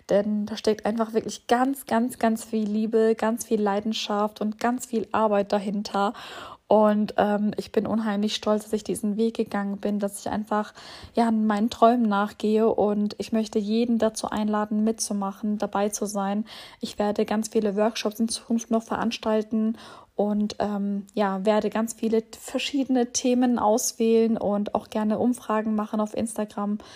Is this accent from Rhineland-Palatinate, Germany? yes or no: no; Bielefeld, North Rhine-Westphalia, Germany; now in Würzburg, Germany; denn ich komme ursprünglich aus Bielefeld, wohne aber seit jetzt ungefähr elf Jahren in Würzburg.